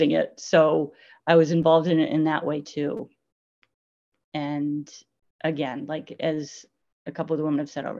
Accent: Maine, United States; I was born and raised in Maine

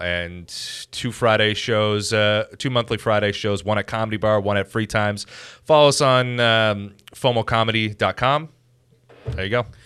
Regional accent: Chatham, Ontario, Canada; I grew up in Chatham, and, like, that place fucking sucked ass

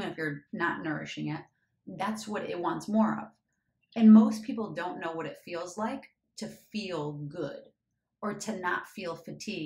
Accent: Michigan, United States; moved away; I'm from the Midwest, I'm from Michigan.

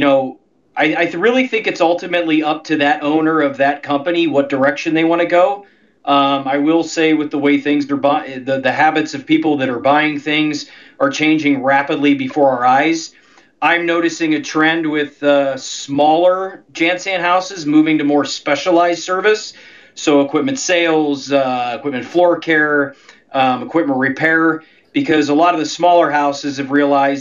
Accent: Ohio, United States; moved away; I'm originally from Ohio

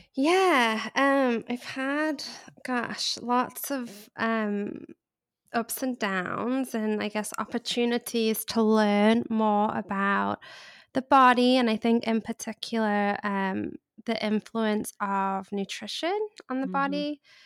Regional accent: England, United Kingdom; accent: English; also born or lived in Charleston, United States; now in Los Angeles, United States; I grew up in England, which is probably a giveaway of my accent.

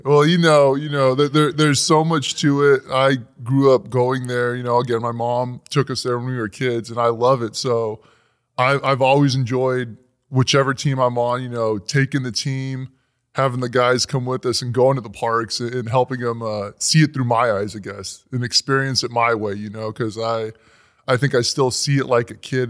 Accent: California, United States; we're from California, from Disneyland

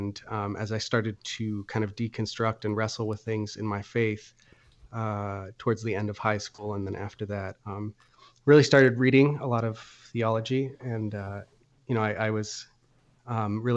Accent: New Hampshire, United States; moved away as an adult; also born or lived in Illinois; I grew up in New Hampshire

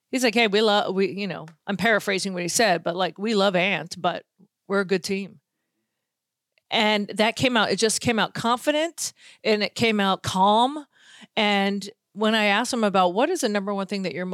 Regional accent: Boston, Massachusetts, United States; listen, I'm from Boston, so I don't root for the teams, but I also don't root for Boston teams.

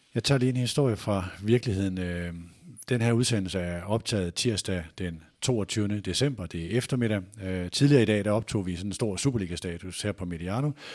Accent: North Jutland, North Denmark Region, Denmark; Nu er jeg fra Nordjylland

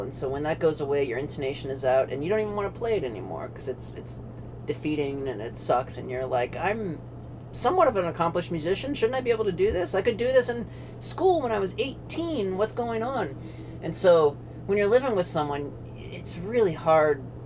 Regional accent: Pennsylvania, United States; now in North Carolina, United States; I'm in North Carolina, but I grew up in Pennsylvania

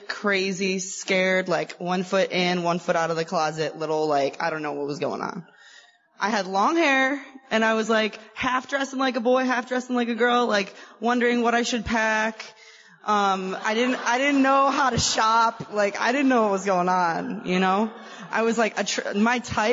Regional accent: Chicago, Illinois, United States; I am from Chicago

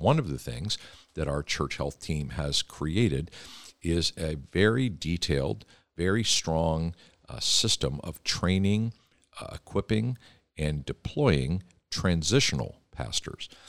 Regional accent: Philadelphia, Pennsylvania, United States; I grew up in Philadelphia

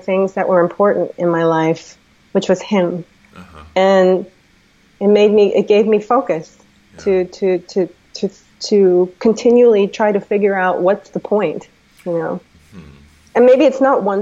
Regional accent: United States; also born or lived in DC/Baltimore area; I'm American.

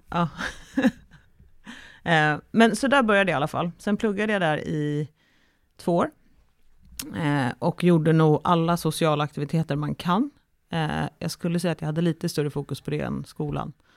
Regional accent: Stockholm, Stockholm County, Sweden; also born or lived in Umeå; från Stockholm, där jag kommer ifrån

